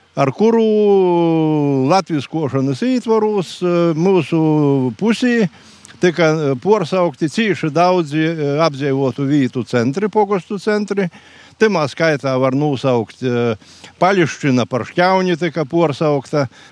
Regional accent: Ezernieki, Latgale, Latvia; dzimis Ezernieku pagastā

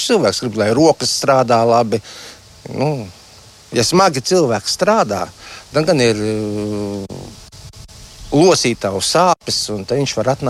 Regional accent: Riga, Latvia; moved away as an adult; now in Ukri parish, Latvia; Esmu pats no Rīgas, bet tagad jau ilgus gadus esmu šeit

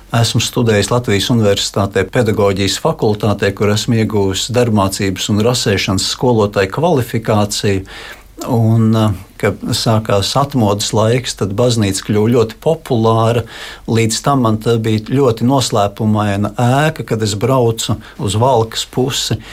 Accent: Riga, Latvia; esmu dzimis un uzaugusi Rīgā

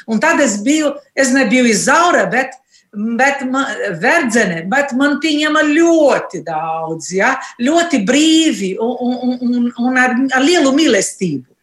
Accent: Brazil; moved away as an adult; now in Latvia; Es esmu brazīliete, ne, piedzimu Brazīlijā.

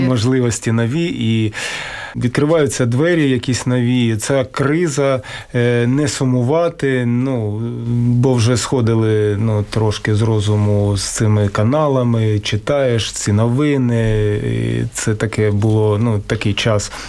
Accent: Kharkiv, Kharkiv Oblast, Ukraine; я родом з Харкова

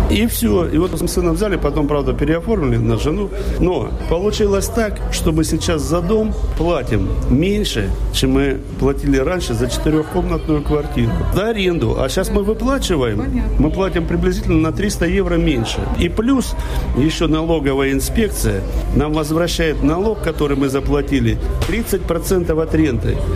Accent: Russia; now in Sweden; Ну, они знают, конечно, что у меня акцент, сразу спрашивают, откуда. Я говорю, откуда, не стесняюсь, что я русский.

